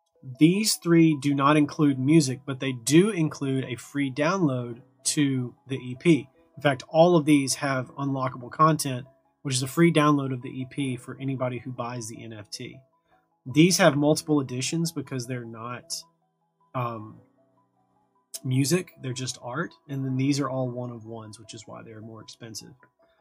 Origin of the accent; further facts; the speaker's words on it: Brazil; English is a second language; In my case, I'm from Brazil.